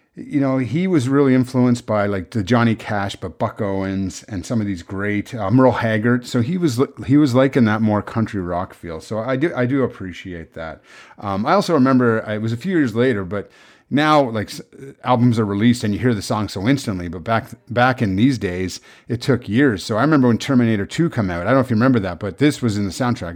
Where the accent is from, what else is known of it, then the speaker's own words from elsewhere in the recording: Prince Edward Island, Canada; I was raised in Prince Edward Island